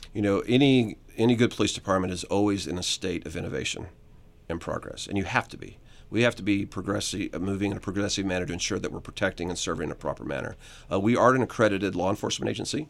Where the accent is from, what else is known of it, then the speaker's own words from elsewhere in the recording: Southern Illinois, United States; moved away as an adult; now in Atlanta, United States; I was from Southern Illinois